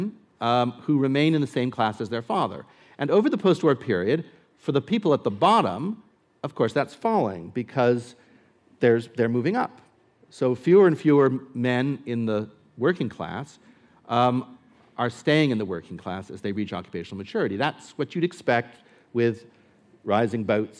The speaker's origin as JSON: {"language": "English", "country": "United States", "said": "I'm American"}